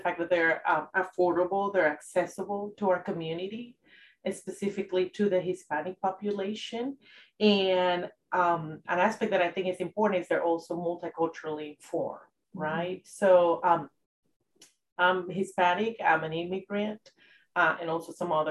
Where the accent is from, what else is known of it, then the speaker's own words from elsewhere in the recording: San José, Costa Rica; moved away; I'm originally from San Jose, Costa Rica